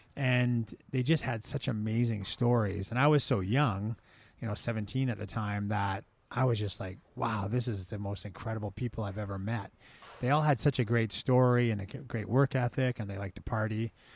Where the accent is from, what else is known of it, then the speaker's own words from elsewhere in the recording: Victoria, British Columbia, Canada; moved away as an adult; now in San Diego, United States; Smitty's was looking for a, a cook in my hometown. I was back in Victoria